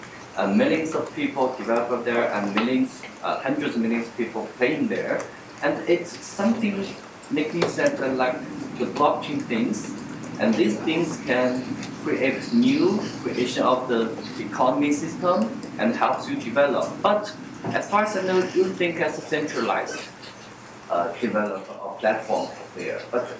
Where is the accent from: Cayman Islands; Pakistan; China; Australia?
China; English is a second language; Thank you. I'm from China, and thank Tom for inviting me to have here.